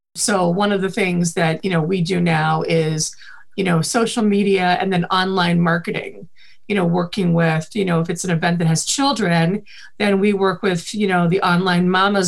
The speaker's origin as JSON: {"language": "English", "region": "Midwest", "country": "United States", "accent": "Midwest", "said": "But I think the Midwest accent is actually the really cleanest accent. And I do try not to have it."}